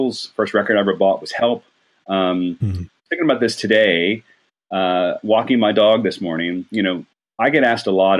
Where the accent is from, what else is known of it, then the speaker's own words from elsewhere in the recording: Rochester, New York, United States; moved away as an adult; also born or lived in Athens, Georgia / Atlanta, Georgia; I grew up in Rochester, New York. I still consider that my hometown